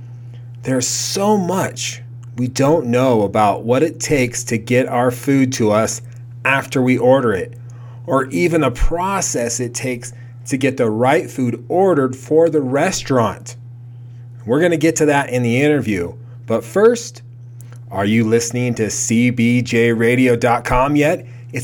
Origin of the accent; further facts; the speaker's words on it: Portland, Oregon, United States; I grew up in Oregon, suburb of Portland, and it's forest and everything there.